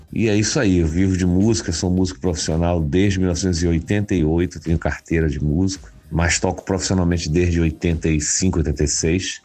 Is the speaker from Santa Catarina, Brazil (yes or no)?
no; Belém, Pará, Brazil; moved away as an adult; now in Rio de Janeiro, Brazil; Sou nascido em Belém do Pará e sou radicado no Rio de Janeiro desde 1996. E comecei minha carreira ainda lá